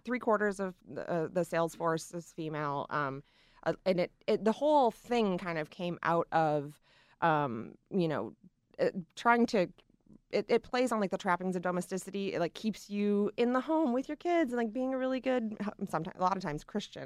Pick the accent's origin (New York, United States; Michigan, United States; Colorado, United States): Michigan, United States; moved away; my hometown in Michigan